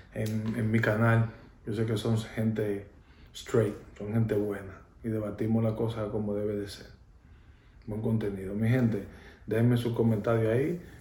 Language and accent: Spanish; Dominican Republic; en mi país